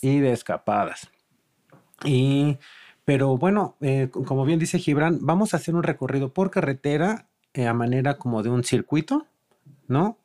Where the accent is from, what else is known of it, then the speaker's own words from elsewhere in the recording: Mexico; todos como mexicanos